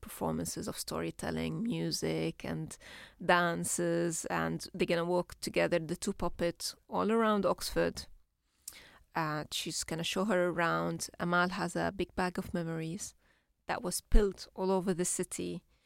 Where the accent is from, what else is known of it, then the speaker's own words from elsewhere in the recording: Syria; first language Arabic; English is a second language; moved away as an adult; now in London, United Kingdom; when we grew up in Syria, it was very safe space.